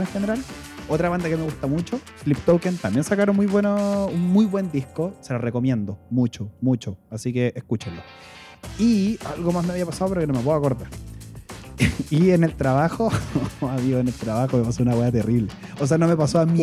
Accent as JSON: {"language": "Spanish", "country": "Chile", "said": "me encanta ser chileno"}